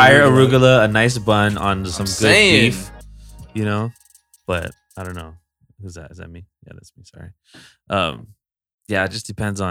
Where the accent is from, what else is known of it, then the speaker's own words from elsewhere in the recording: Hilo, Hawaii, United States; moved away; I remember growing up in Hawaii